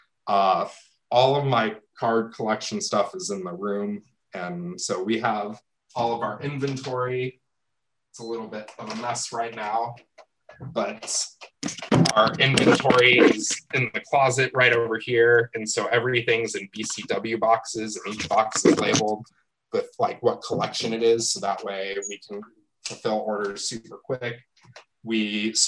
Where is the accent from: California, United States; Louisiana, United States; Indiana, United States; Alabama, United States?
California, United States; Los Angeles; moved away; I grew up in the San Fernando Valley